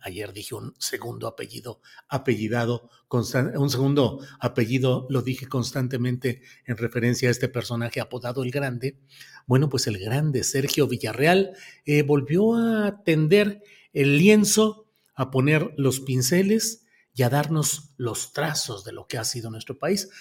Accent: Mexico; nuestro país

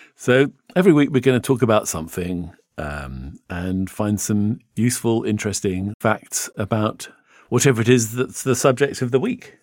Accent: England, United Kingdom; I'm an English tourist

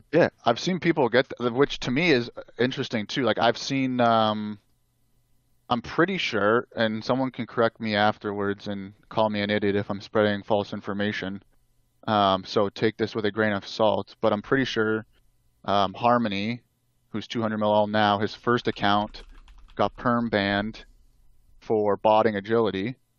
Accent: Canada; I'm Canadian

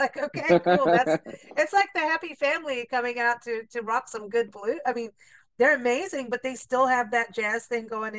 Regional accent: Tucson, Arizona, United States; moved away; You're gonna go to my hometown.

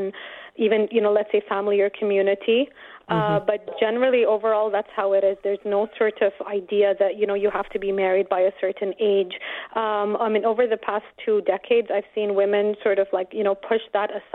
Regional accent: Dubai, United Arab Emirates; growing up in Dubai was good fun

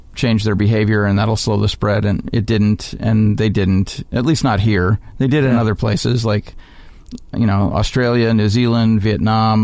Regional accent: Montana, United States; now in Chicago, United States; I grew up in Montana, which is basically southern Alberta.

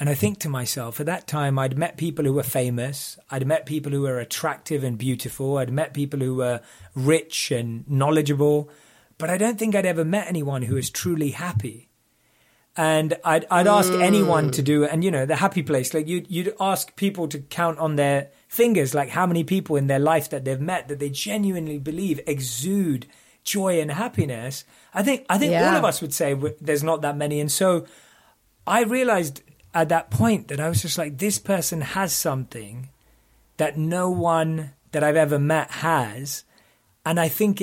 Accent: London, United Kingdom; moved away as an adult; I grew up in London.

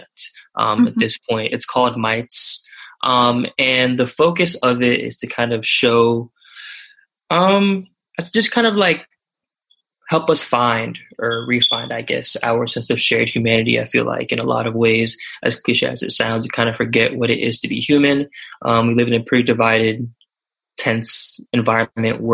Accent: Florida, United States; I'm from Florida

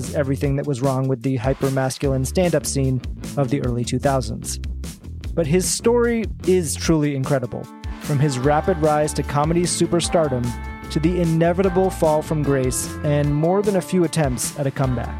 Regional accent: Arlington, Massachusetts, United States; we both went to the same high school in Arlington, Massachusetts

